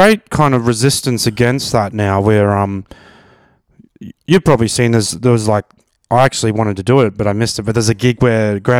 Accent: Brisbane, Queensland, Australia; now in Melbourne, Australia; I'm from Brizzy, so I grew up with rugby league.

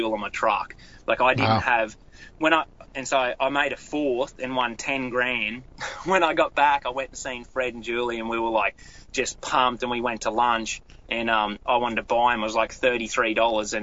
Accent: Australia; moved away as an adult; now in United States; managed a tackle store in my hometown

